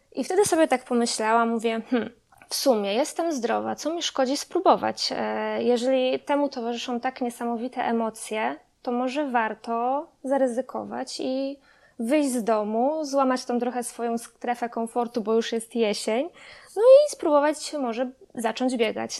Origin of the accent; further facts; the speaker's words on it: Kostrzyn nad Odrą, Lubusz Voivodeship, Poland; Na stałe mieszkam od urodzenia w Kostrzynie nad Odrą